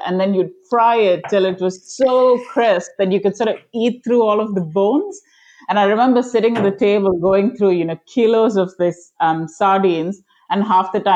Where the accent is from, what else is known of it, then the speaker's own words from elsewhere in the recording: Chennai, Tamil Nadu, India; also born or lived in Kerala, India; I was born in Kerala in India, and I lived in Chennai. That was my home.